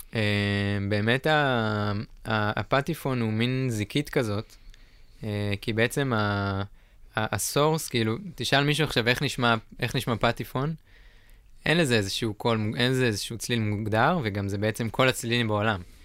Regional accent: Northern Israel, Israel; moved away; אני מהצפון במקור

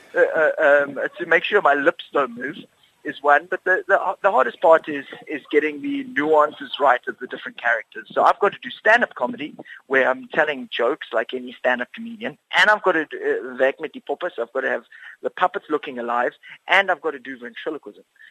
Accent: Cape Town, Western Cape, South Africa; Afrikaans is a second language; ek is van Rondebosch af in die Kaap

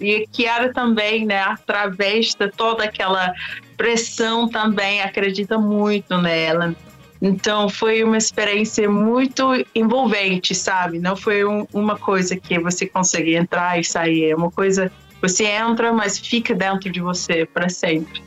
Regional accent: London, United Kingdom; moved away as an adult; also born or lived in Oxford / Washington, D.C. / Peru; nasci, nasci em Londres, em um bairro super humilde

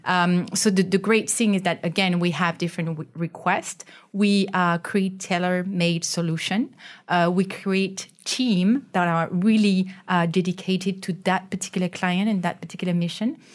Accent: France; now in Malaysia; I'm from France

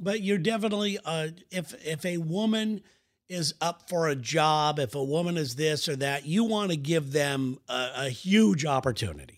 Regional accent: United States; as an American

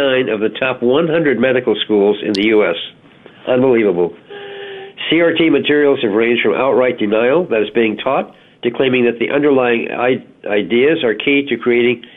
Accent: Alabama, United States; the University of Alabama, my home state

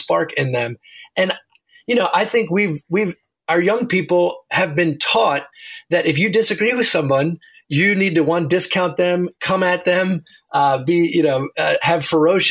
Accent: Baltimore, Maryland, United States; moved away as an adult; also born or lived in Virginia Beach, Virginia / Harrisonburg, Virginia; now in near Washington, D.C., United States; I grew up in Baltimore, Maryland, and came down to University of Virginia for college.

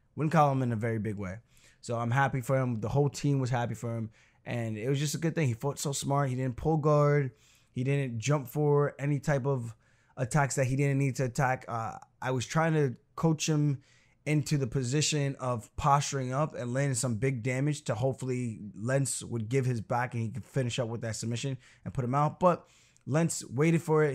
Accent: Roosevelt, New York, United States; also born or lived in Uniondale, New York; I grew up in Roosevelt until my seventh grade year, so I finished all the way through sixth grade, graduated elementary school

